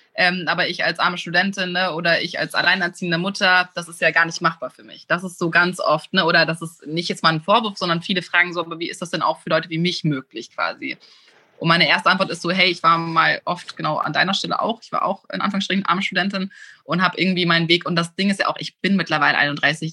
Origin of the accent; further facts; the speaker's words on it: Germany; moved away as an adult; also born or lived in Munich / Los Angeles; now in Hamburg, Germany; Also, ich bin auf dem Land aufgewachsen. Ich bin ein Dorfmädchen, komme aus einem ganz, ganz kleinen Dorf, aber in der Nähe von Hamburg.